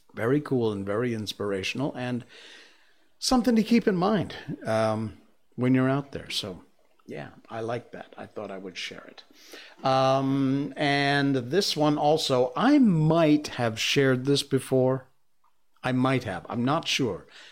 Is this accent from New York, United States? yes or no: no; Cornwall, Connecticut, United States; now in Malaysia; my hometown where I was born was Cornwall, Connecticut